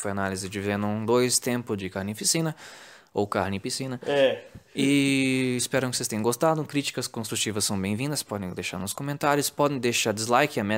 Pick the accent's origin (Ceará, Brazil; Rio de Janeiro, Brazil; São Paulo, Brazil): Rio de Janeiro, Brazil; Mano, eu, é, eu, sou carioca, né?